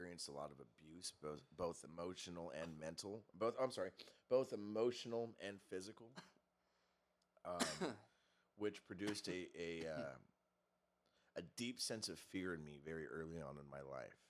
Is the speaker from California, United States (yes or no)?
yes; Torrance, California, United States; I grew up over in Torrance